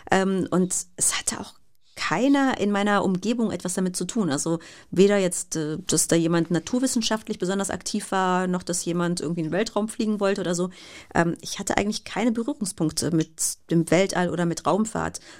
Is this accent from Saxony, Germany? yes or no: no; Bergisch Gladbach, North Rhine-Westphalia, Germany; Also ich hatte ein Fernglas, mit dem saß ich dann auch regelmäßig im Garten bei uns in Bergisch Gladbach.